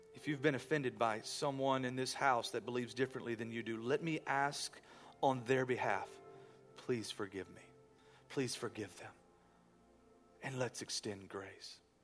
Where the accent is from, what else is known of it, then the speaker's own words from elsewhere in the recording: United States; I love being American